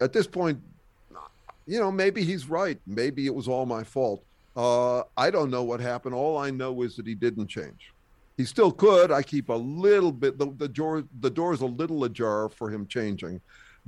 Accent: Berkeley, California, United States; also born or lived in upstate New York; I'm from Berkeley

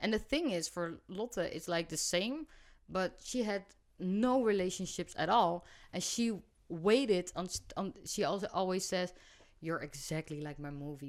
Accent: Rotterdam, South Holland, Netherlands; I come from Rotterdam, so it's in my vocabulary

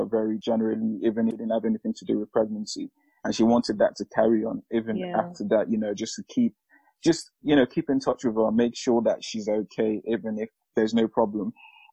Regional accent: Nigeria; I'm Nigerian.

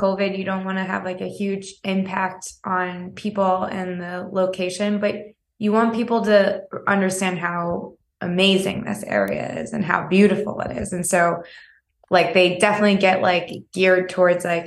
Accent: South Texas, United States; moved away; also born or lived in East Coast / Vermont; I'm from South Texas originally, and I have like made my way up the East Coast

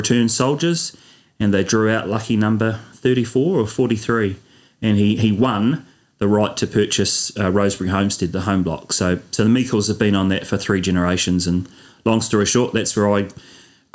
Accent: Oamaru, Otago, New Zealand; moved away as an adult; also born or lived in Dunedin; now in Oamaru, New Zealand; I was born in Oamaru. My mum and dad were here, born in Oamaru, and I grew up out in Airedale, Ardgown, little country area, 10 minutes inland.

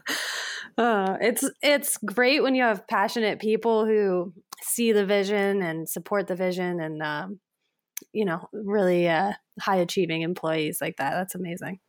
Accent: Fort Collins, Colorado, United States; also born or lived in Crested Butte, Colorado; I grew up in Fort Collins and then lived in Crested Butte for quite a while

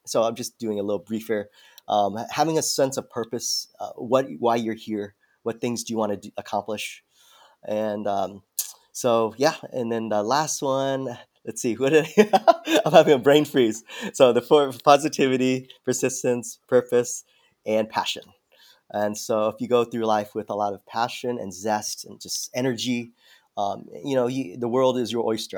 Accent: San Diego, California, United States; I'm from San Diego originally.

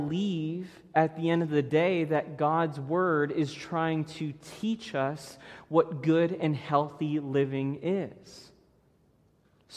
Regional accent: Florida, United States; moved away; I grew up in Florida.

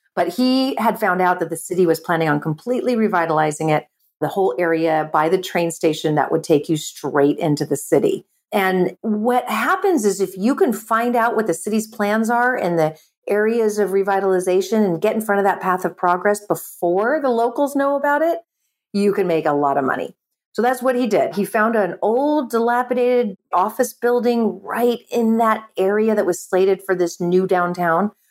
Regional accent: California, United States; I'm born and raised in California

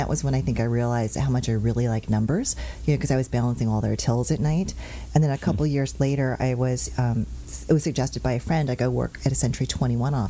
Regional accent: San Jose, California, United States; moved away as an adult; now in Orange County, United States; I'm a native Californian, but I grew up in Northern California.

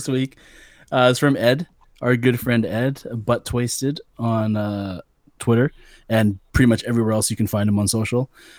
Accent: Vancouver, British Columbia, Canada; Growing up in Canada, going to Canucks games when I was young

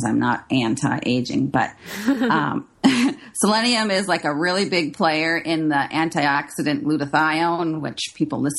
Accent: Minnesota, United States; I grew up in Minnesota

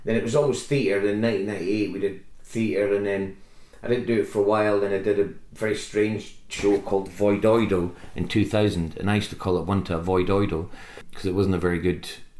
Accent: Scotland, United Kingdom; moved away as an adult; now in England; I didn't want to be another Scottish comedian. I just wanted to be a comedian who just happens to be Scottish

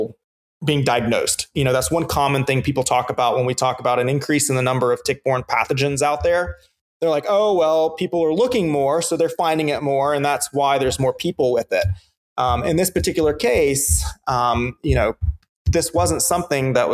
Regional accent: the South, United States; as a good Southerner

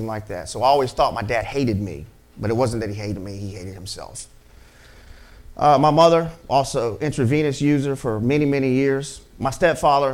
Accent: Mobile, Alabama, United States; I'm from Birdville, and I'm also from down the bay. And all it is Broad Street runs parallel with Mobile Bay

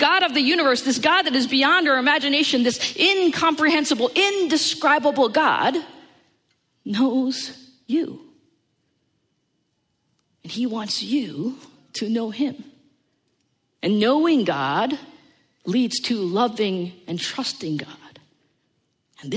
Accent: United States; I was born and raised in the New York, New Jersey area

